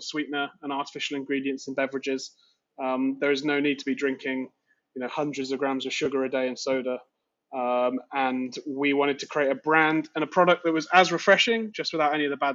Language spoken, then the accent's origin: English; United Kingdom; moved away as an adult; now in New York, United States; So I'm British. This isn't a put-on accent